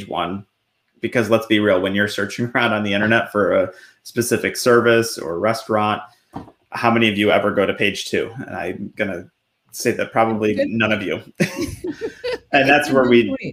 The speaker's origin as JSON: {"language": "English", "town": "Buffalo", "region": "New York", "country": "United States", "tie": "born or raised there", "also_born_or_lived": "Delaware", "moved": "as an adult", "lives_now": "Central Pennsylvania, United States", "said": "I grew up in Buffalo and joined the military, moved down to Delaware for a little bit when I was in the Air Force."}